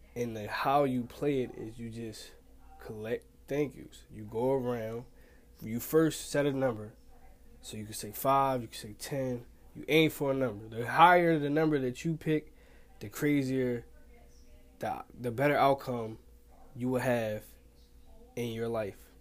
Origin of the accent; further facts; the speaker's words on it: Pleasantville, New Jersey, United States; I'm from Pleasantville, New Jersey